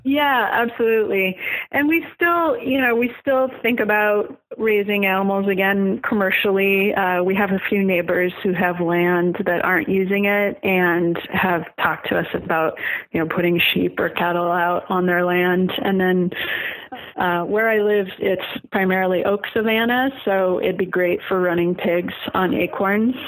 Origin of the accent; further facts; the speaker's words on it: Oregon, United States; moved away as an adult; I grew up in Oregon, so it wasn't a hard decision for us to come back to Oregon.